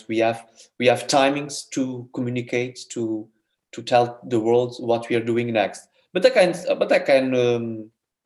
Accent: Portugal; we are a small country

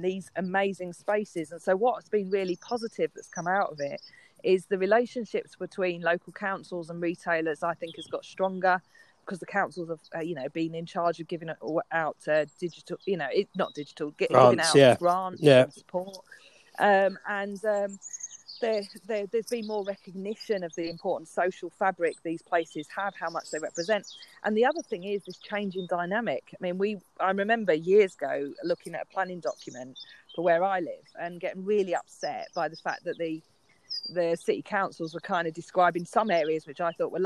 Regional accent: London, United Kingdom; I grew up in London, in Waltham Forest

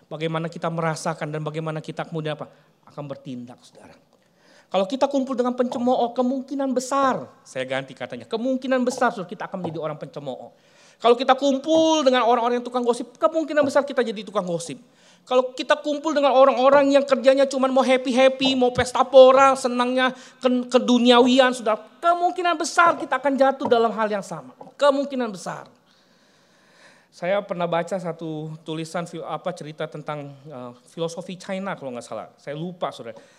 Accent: Palembang, South Sumatra, Indonesia; moved away as an adult; saya selesai SMA, saya harus pergi, tinggalkan kota Palembang, saya bilang. Saya harus tinggalkan uh, kampung halaman saya.

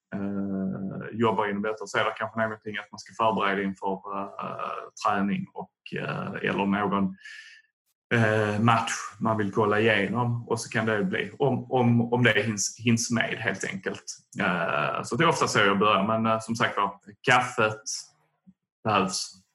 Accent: Tomelilla, Skåne, Sweden; Jag är från eh, Tomelilla, Österlen

